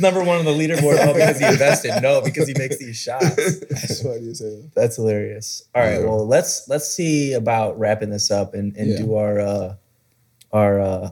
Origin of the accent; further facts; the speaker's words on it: Cleveland, Ohio, United States; I'm from Cleveland